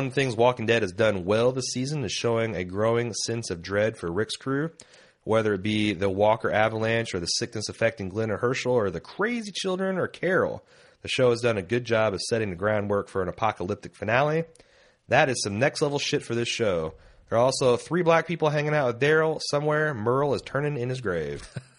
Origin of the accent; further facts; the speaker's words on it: Ireland; I'm Irish, meaning I was born and raised in Ireland, and Irish people tend to be pretty good at spotting different accents and spoken English.